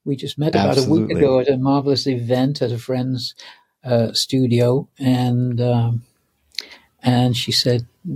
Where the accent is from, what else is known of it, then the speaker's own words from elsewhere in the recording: Manchester, North West England, United Kingdom; moved away; I'm English. I was born in Manchester